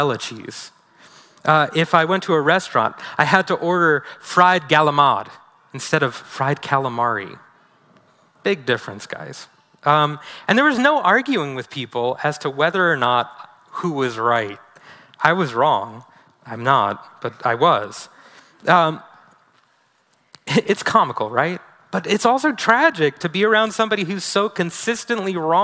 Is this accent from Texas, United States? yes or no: no; New York City, New York, United States; moved away; I'm originally from New York City